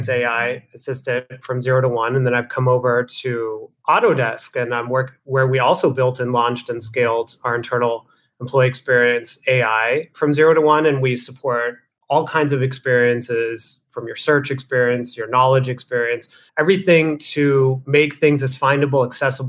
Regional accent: Southwest, United States; you can tell I'm from the Southwest

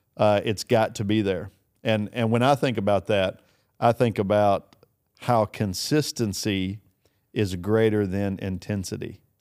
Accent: Kentucky, United States; I'm from Kentucky

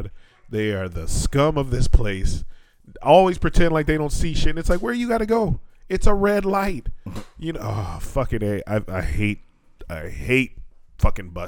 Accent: Atwater, California, United States; now in Fukuoka, Japan; When we were growing up in Atwater

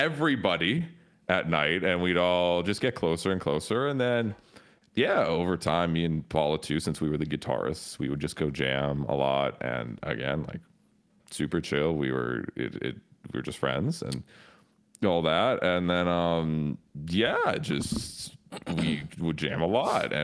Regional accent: Toronto, Ontario, Canada; growing up in Toronto, I didn't really have like metal homies

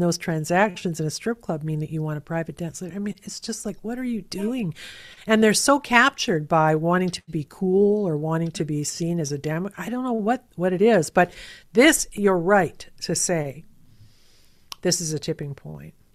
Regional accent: Canada; being Canadian

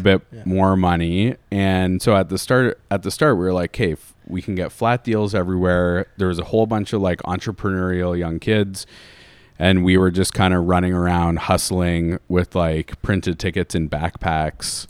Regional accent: London, Ontario, Canada; moved away as an adult; I'm from London

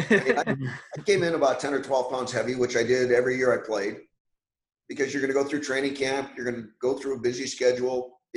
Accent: Canada; I was lucky enough growing up in Canada

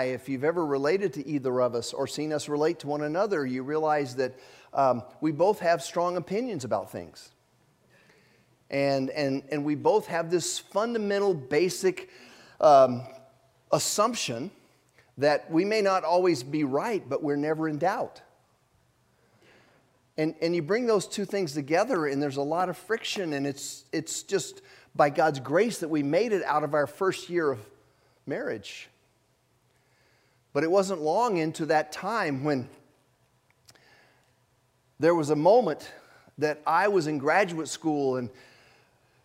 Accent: Japan; moved away; I was born in Japan

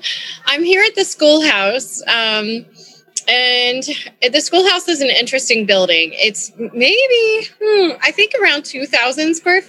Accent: Kentucky, United States; moved away as an adult; now in Chicago, United States; I moved to Chicago from Kentucky and started working in restaurants

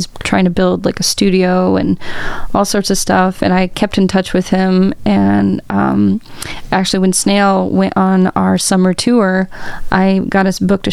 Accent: Urbana, Illinois, United States; also born or lived in Bloomington-Normal, Illinois; I haven't really lived anywhere else outside of Illinois. I lived in Bloomington Normal for 6 years for school and then came back here 4 or 5 years ago

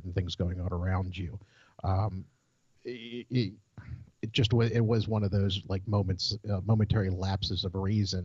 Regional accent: Maryland, United States; I grew up in Maryland, which is dominated by the Chesapeake Bay

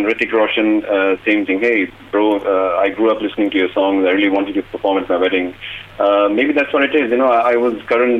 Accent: Nairobi, Kenya; now in Dubai, United Arab Emirates; I grew up in Nairobi, Kenya

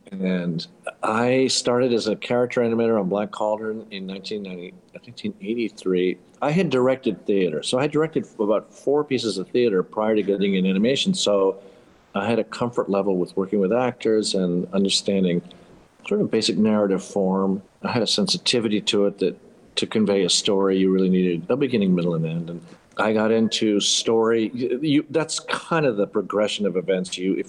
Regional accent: Panama; also born or lived in United States; Where are you from? Yeah, it's a long story. My father moved to Panama after World War II, raised my brothers and I, went to school in the States.

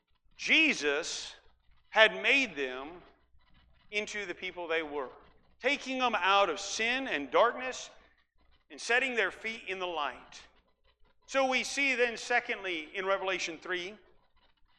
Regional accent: Iowa, United States; also born or lived in Ukraine; now in Central Valley, California, United States; I grew up in Iowa, where it doesn't get real hot, but it's humid

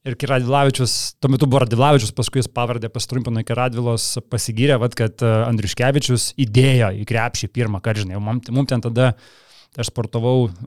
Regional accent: Kaunas, Kaunas County, Lithuania; aš iš visų šilainių

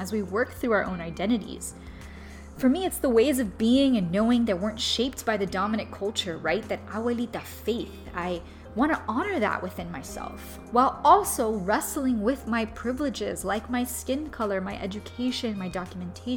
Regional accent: Miami, Florida, United States; moved away; also born or lived in Louisiana / Los Angeles; growing up in Miami

